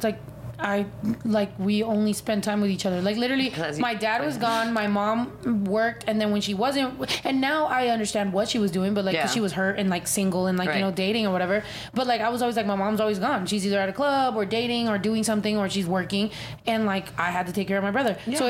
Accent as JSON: {"language": "English", "country": "Mexico", "tie": "born or raised there", "said": "because I'm not bullshitting when I say I was raised in Mexico. Like, literally, as much as my mom can send me to Mexico, I was in Mexico."}